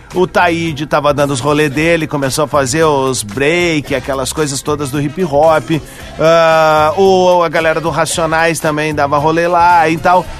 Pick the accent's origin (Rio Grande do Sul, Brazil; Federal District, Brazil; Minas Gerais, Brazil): Rio Grande do Sul, Brazil; Tenente Portela; now in Sapiranga, Brazil; eu sou de Tenente Portela, no noroeste do estado